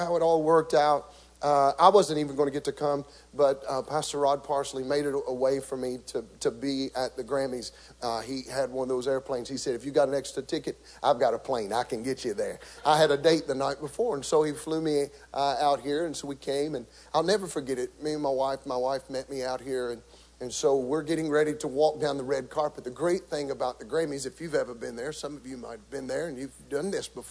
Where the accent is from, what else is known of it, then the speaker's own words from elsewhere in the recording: Beaver Dam, Kentucky, United States; accent: country; growing up in Beaver Dam, Kentucky, we didn't have very many TV stations